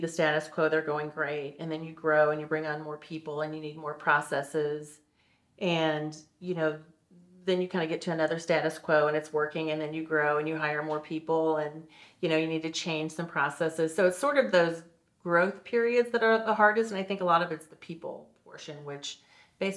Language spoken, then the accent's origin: English; St. Louis, Missouri, United States; now in Kansas City, United States; I grew up in St. Louis.